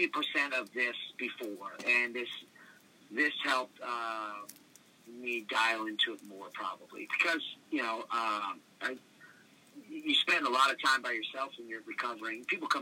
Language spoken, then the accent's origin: English; New Orleans, Louisiana, United States; also born or lived in Washington State; I lived in kind of split home worlds. So my mother's side of the family lived in New Orleans.